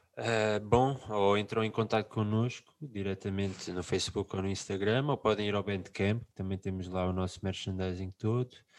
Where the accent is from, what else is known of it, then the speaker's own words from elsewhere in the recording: Lisbon, Portugal; somos de Lisboa